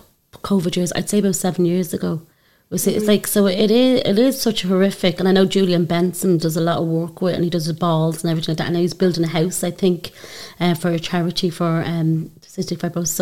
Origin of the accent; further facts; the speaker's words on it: Dublin, Leinster, Ireland; I grew up in Coolock.